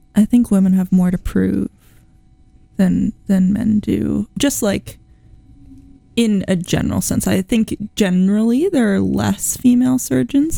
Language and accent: English; East Coast, United States; now in Iowa, United States; I'm also an East Coaster